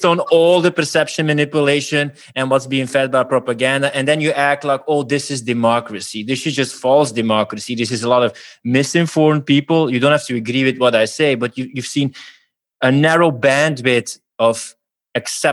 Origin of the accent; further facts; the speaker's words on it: Flanders, Belgium; we're from Belgium